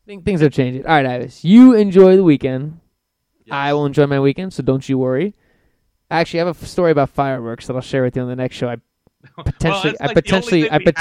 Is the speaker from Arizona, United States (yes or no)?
yes; Arizona, United States; born or raised there